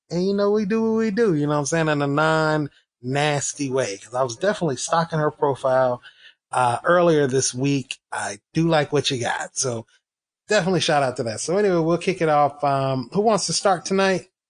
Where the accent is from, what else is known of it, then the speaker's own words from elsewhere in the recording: the South, United States; I was raised in the South